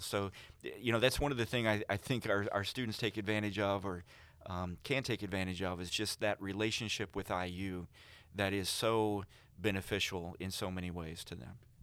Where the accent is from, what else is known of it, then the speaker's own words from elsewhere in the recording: Vincennes, Indiana, United States; I'm actually from Knox County around Vincennes